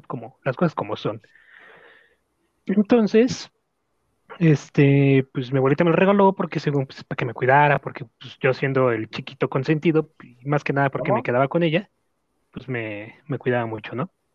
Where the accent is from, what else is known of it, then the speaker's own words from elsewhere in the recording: Mexico; Como buen mexicano que soy